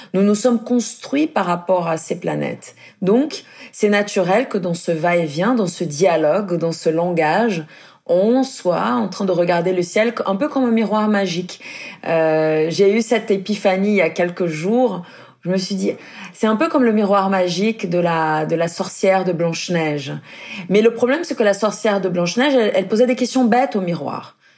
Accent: Brazil; moved away; je suis brésilienne

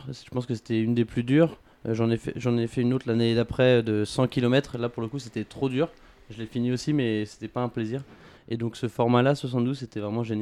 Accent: Paris, Île-de-France, France; j'ai 25 ans, je suis parisien. Euh, pas depuis toujours parce que je suis fils de militaire donc on a pas mal bougé.

